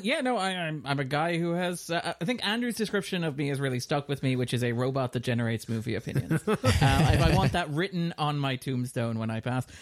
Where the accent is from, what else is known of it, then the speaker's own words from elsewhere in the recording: Ireland; we're a smaller nation